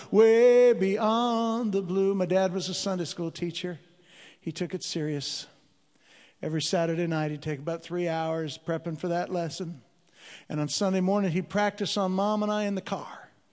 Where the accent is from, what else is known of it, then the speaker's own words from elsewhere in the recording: Chicago, Illinois, United States; moved away; I'm originally from Chicago, Illinois. I'm a street kid.